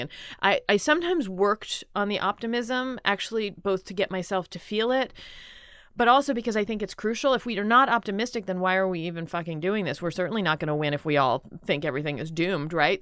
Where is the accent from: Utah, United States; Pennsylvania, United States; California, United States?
Pennsylvania, United States; Philadelphia; I grew up in Philadelphia.